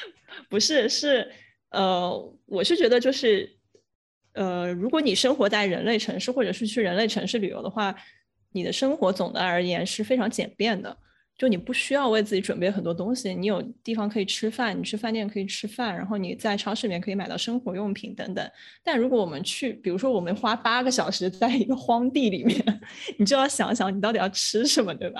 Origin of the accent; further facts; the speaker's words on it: China; 可能中国人就是跟自然的连接比较少，所以我们从小都是在城市长大，没有想过去自然需要操心这么多的事儿。